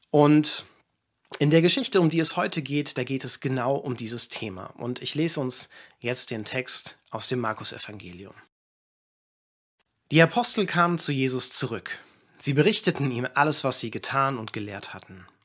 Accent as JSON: {"language": "German", "country": "Kenya", "tie": "born or raised there", "said": "viele wissen das, aber ich bin nicht in Deutschland aufgewachsen, sondern ich bin in Kenia aufgewachsen."}